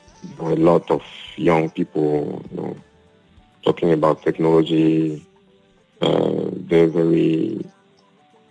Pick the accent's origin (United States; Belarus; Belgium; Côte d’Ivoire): Côte d’Ivoire; also born or lived in Europe; now in Côte d'Ivoire; I'm from Cote d'Ivoire